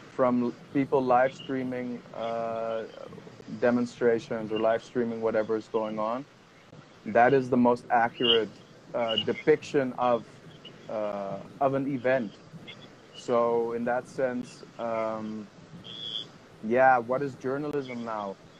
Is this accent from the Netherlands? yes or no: yes; Amsterdam, North Holland, Netherlands; moved away as an adult; now in Himachal Pradesh, India; I'm 31 and I'm from Amsterdam, from the Netherlands